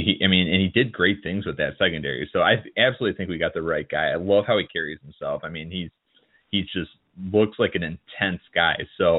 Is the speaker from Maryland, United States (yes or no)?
no; South Florida, United States; now in Illinois, United States; I spent a lot of time growing up in South Florida as a kid